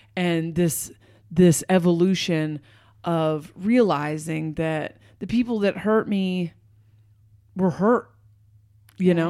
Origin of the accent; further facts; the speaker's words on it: Portland, United States; I'm from Portland